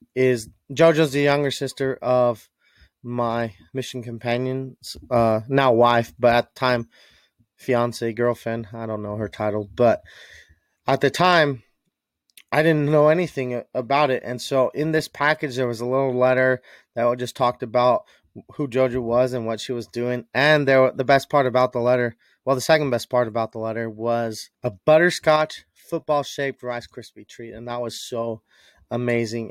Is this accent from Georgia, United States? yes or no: no; Utah, United States; I was raised in Utah as a kid